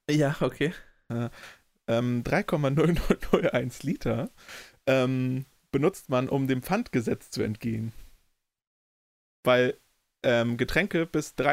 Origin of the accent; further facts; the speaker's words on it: Hohenfelde, Germany; in einem Dorf, wo ich aufgewachsen bin, es hat so 800 Einwohner, Hohenfelde.